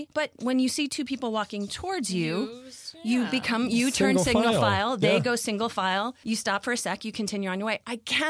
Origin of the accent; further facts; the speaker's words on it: New York City, New York, United States; now in Los Angeles, United States; So I grew up in New York City. You have to dodge a bajillion people to get through your day.